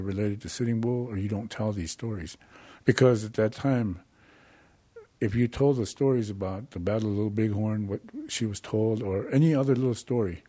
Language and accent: English; Rapid City, South Dakota, United States; also born or lived in Pine Ridge Indian Reservation, South Dakota; Up until I was probably about 5-6 years old, we moved to Rapid City, South Dakota.